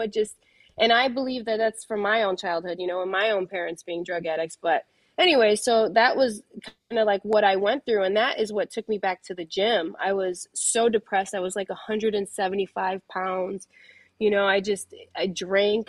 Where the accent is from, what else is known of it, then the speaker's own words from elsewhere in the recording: Chicago, Illinois, United States; I come from, uh, Pilsen. I'm from Chicago